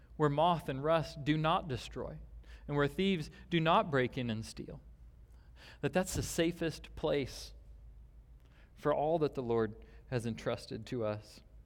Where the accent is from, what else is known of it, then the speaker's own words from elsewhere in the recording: Omaha, Nebraska, United States; I grew up in Nebraska, and, uh, we would drive out, I grew up in a larger city in Omaha